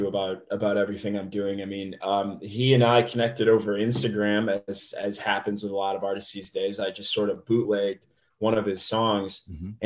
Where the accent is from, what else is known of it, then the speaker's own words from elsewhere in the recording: Indiana, United States; moved away as an adult; also born or lived in Dayton, Ohio; now in Los Angeles, United States; I'm from Indiana.